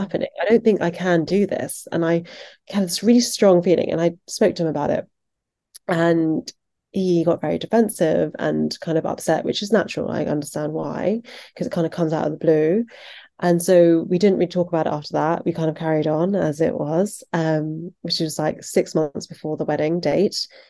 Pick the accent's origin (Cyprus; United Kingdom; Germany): United Kingdom; Surrey, South East England; I was born in England, in the countryside, in Surrey, which is just outside of London